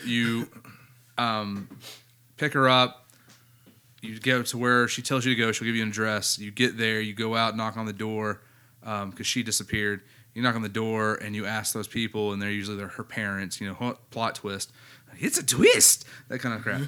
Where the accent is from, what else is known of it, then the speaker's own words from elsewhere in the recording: United States; I'm American